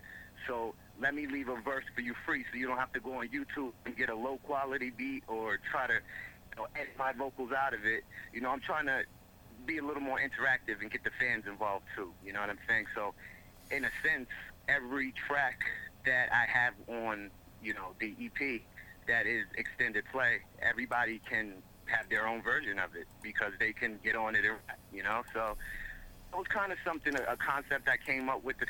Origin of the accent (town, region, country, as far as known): Mount Vernon, New York, United States; moved away as an adult; now in Haverstraw, United States